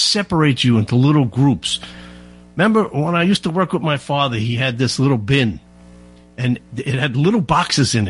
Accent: South Shore, Long Island, New York, United States; I grew up on the South Shore

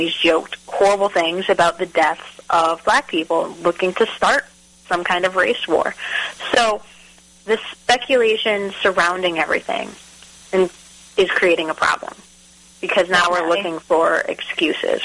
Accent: New England, United States; now in Texas, United States; I'm from New England

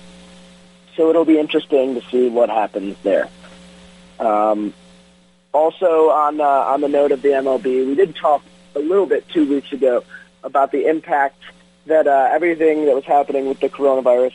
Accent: Detroit, Michigan, United States; My hometown Tigers

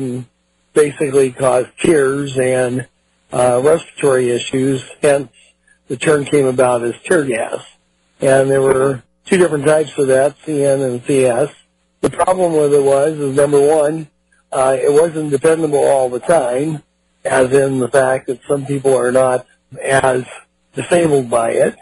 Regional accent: Palo Alto, California, United States; also born or lived in San Francisco, California; I'm a California boy. I was born in San Francisco, raised in Palo Alto right around Stanford University.

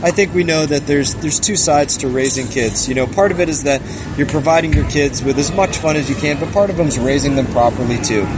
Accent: Fort Lauderdale, Florida, United States; also born or lived in Grand Rapids, Michigan; I was raised in Grand Rapids, Michigan, but I call South Florida, I call Fort Lauderdale area home. This is an area that I spent my whole life in. I pretty much grew up around the Fort Lauderdale area

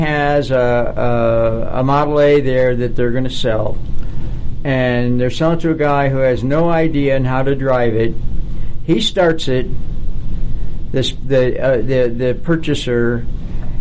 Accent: Buffalo, New York, United States; Growing up in Buffalo

